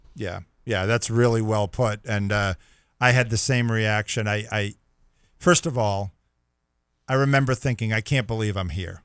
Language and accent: English; Boston, Massachusetts, United States; we're both from the Boston area